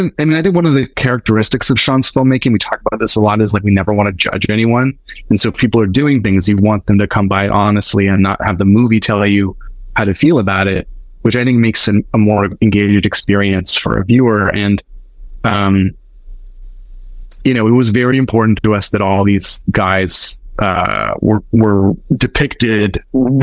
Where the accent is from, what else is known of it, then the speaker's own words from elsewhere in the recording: Winnipeg, Manitoba, Canada; I'm from Winnipeg